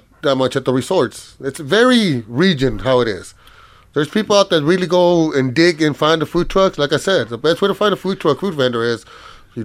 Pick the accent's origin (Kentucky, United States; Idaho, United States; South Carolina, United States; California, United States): California, United States; Santa Ana; I'm from Santa Ana, California, which is right. In Orange County.